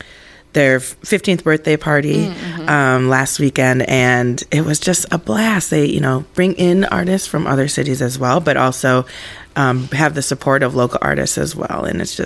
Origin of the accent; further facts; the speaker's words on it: Eagan, Minnesota, United States; Eagan, Minnesota. Okay. So oh, southern fancy. Suburbs.